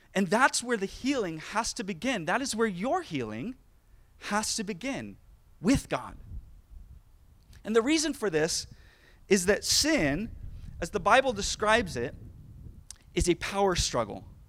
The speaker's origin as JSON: {"language": "English", "town": "Sacramento", "region": "California", "country": "United States", "tie": "born or raised there", "said": "I grew up in the Sacramento area"}